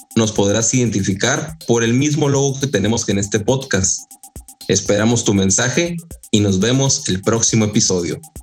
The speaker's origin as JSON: {"language": "Spanish", "region": "northern Mexico", "country": "Mexico", "said": "yo soy del norte de México, es árido, no hay frutas tropicales"}